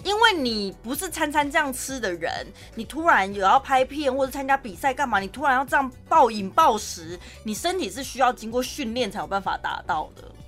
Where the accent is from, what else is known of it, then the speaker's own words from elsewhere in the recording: Taichung, Taiwan; 身为台中人，我长这么大